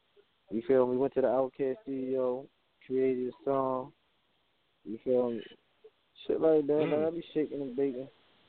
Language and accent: English; Baltimore, Maryland, United States; I'm from Northwest Baltimore Park, right? You feel me? 21215.